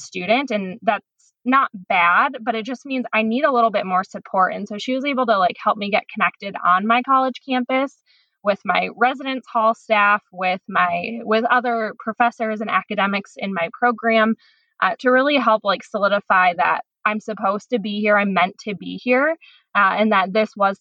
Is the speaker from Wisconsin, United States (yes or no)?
yes; Tomah, Wisconsin, United States; now in Chicago, United States; I'm originally from Tomah, Wisconsin, which is a tiny town in the middle of the state of Wisconsin